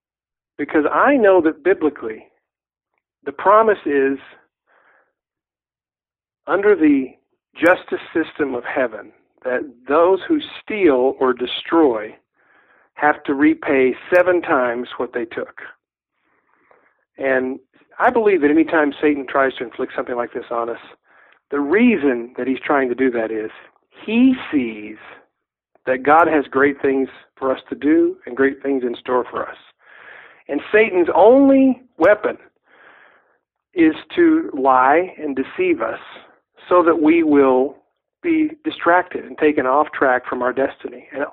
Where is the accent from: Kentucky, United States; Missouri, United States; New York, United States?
Kentucky, United States; uh, Mud between your toes, creeks, hills, grass, that slow southern drawl, and I'm just going to say it, moonshine.